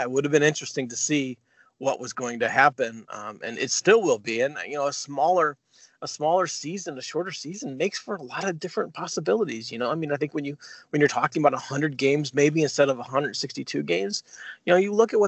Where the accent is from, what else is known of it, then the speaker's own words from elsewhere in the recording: St. Louis, Missouri, United States; I grew up in St. Louis